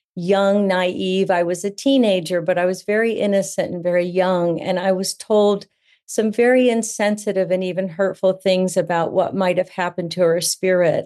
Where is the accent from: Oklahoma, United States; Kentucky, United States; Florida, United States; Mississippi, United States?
Florida, United States; Central; also born or lived in New England; I live in Central Florida. I've been here since elementary school. This is home now, although I was born in New England